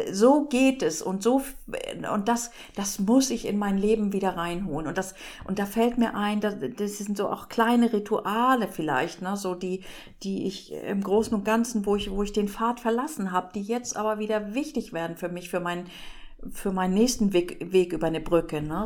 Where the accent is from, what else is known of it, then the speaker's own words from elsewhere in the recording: Northern Germany, Germany; bei uns in Norddeutschland heißt das auch nicht Heimat, sondern zu Hause irgendwie